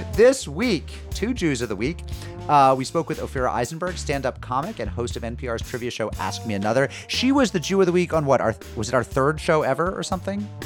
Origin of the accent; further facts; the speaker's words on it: Springfield, Massachusetts, United States; I did grow up about half a mile from the Long Meadow border